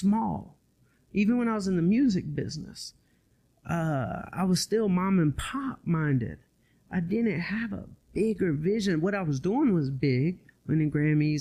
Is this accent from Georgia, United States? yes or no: yes; Atlanta, Georgia, United States; I'm from Atlanta